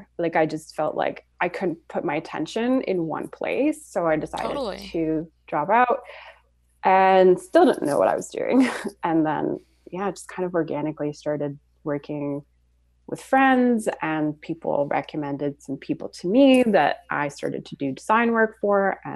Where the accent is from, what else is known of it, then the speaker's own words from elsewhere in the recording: Switzerland; also born or lived in Florida / Montreal; now in Toronto, Canada; I'm originally from Switzerland and then moved to Florida.